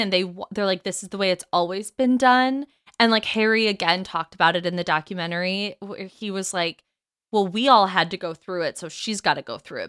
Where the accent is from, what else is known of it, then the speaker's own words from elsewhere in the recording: United Kingdom; We're British